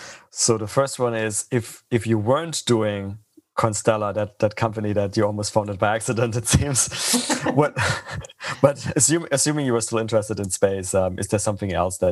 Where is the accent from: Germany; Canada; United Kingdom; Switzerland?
Germany; Freiburg, Baden-Württemberg; I'm originally from Freiburg.